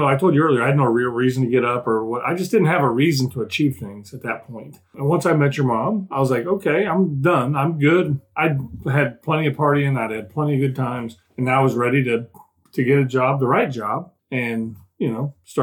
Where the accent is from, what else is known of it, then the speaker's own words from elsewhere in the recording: Indianapolis, Indiana, United States; I came from Indianapolis.